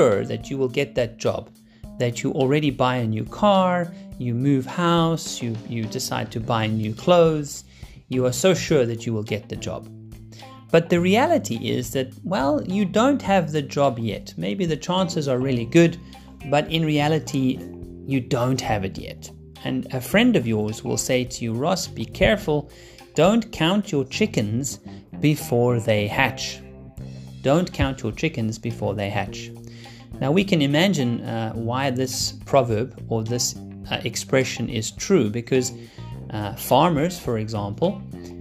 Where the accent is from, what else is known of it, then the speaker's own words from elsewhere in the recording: Cape Town, Western Cape, South Africa; moved away; I'm still here in Cape Town, really enjoying my time here in my hometown